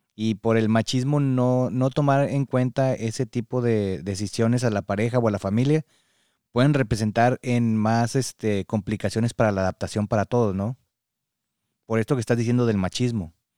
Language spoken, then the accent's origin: Spanish; Mexico; now in United States; somos mexicanos y tenemos este apego muy grande a la familia